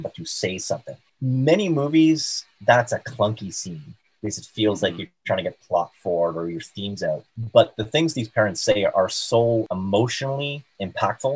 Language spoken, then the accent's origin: English; South Shore of Montreal, Quebec, Canada; I grew up on the South Shore of Montreal and went to McGill in Montreal